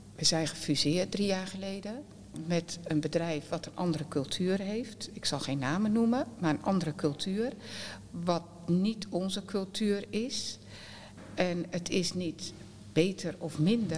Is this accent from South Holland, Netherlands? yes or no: yes; Westland, South Holland, Netherlands; Wij zijn Westlanders